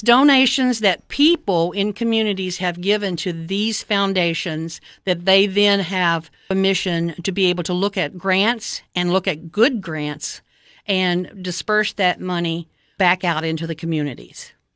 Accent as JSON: {"language": "English", "town": "Cookeville", "region": "Tennessee", "country": "United States", "tie": "born or raised there", "moved": "as an adult", "said": "I moved back to, um, my hometown in, uh, the summer of nineteen ninety-nine"}